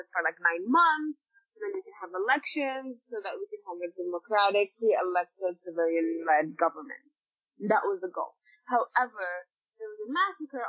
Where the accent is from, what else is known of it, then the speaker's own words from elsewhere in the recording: Sudan; most Sudanese people, especially the youth of now and people that activists on social media and people just like myself, we don't identify as Arab.